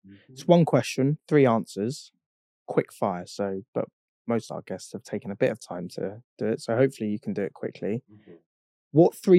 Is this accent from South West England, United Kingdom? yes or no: yes; Devon, South West England, United Kingdom; I'm from Devon.